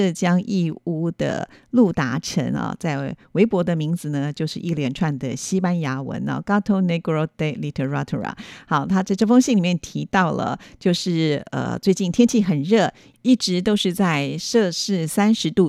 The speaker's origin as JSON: {"language": "Chinese", "country": "Taiwan", "said": "在台湾我们称为冰棒"}